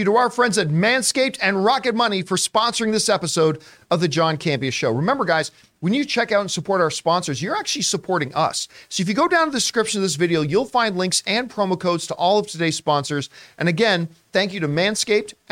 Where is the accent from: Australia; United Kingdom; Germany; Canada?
Canada; as a Canadian